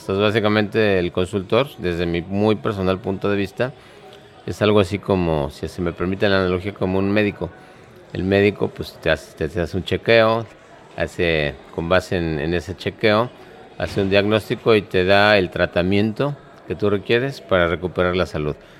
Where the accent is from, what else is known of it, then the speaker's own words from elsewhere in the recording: Mexico City, Mexico; soy de la Ciudad de México